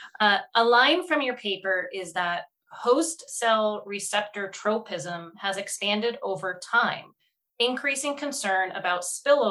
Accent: Northeast Pennsylvania, United States; I'm from Northeast Pennsylvania

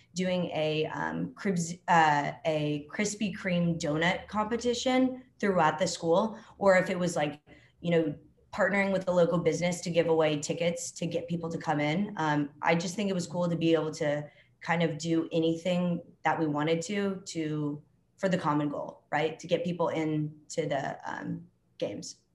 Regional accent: Dallas, Texas, United States; moved away as an adult; also born or lived in Alabama; now in Atlanta, United States; I'm from Dallas, Texas, originally.

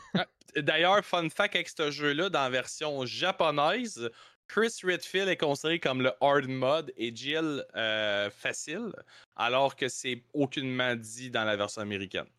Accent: Quebec, Canada; on est québécois

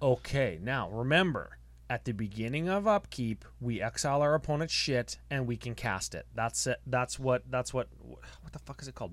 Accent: Canada; We're from Canada

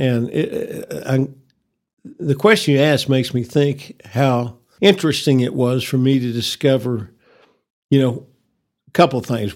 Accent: Amarillo, Texas, United States; I was born in Northwest Texas Hospital in nineteen forty-nine, so, uh, I have, uh, been a lifelong resident of this city

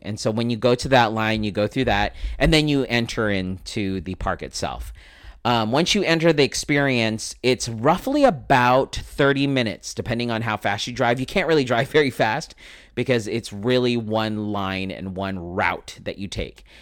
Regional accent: Philippines; I'm Filipino, so of course I'm gonna have relatives that are in the healthcare profession

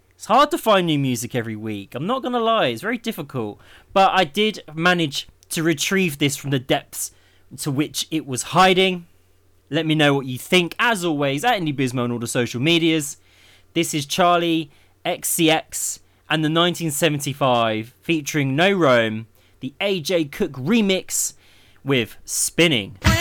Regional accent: Milton Keynes, South East England, United Kingdom; Milton Keynes, my hometown

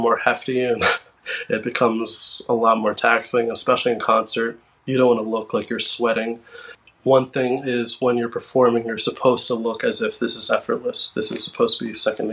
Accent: Westbury, New York, United States; my hometown

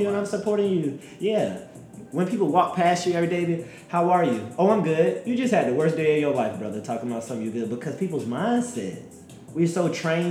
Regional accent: Covington, Georgia, United States; I come from Covington, Georgia, and I'm one of like... Out of my friend group of like 8 of us, I'm the only one who's graduated from college

